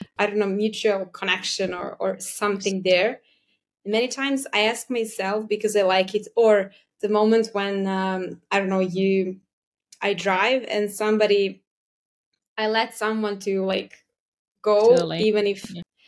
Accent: Serbia; I'm from Serbia

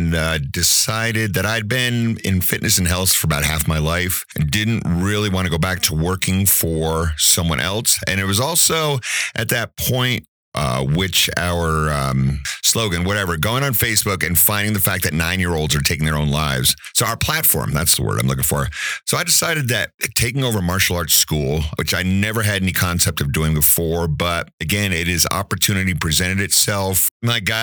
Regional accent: New Jersey, United States; moved away as an adult; also born or lived in Outer Banks, North Carolina; now in Woodland Park, United States; Pretty much started off, lived in New Jersey for 30 years

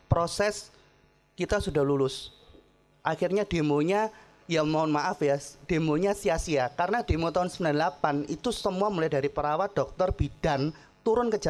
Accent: Ambon, Maluku, Indonesia; also born or lived in Surabaya / Tulungagung; Karena gini, saya dari Ambon. Saya pindah dari Jawa ini ada namanya adat istiadat dari Surabaya pindah ke Tulungagung.

